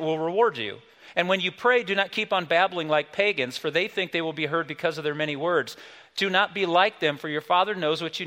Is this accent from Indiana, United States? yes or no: yes; South Bend, Indiana, United States; the small little church I grew up in South Bend, Indiana, when we were kids